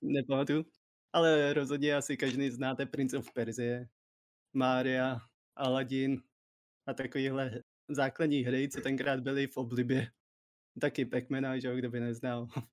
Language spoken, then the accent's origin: Czech; Czechia; jsem prostě Čech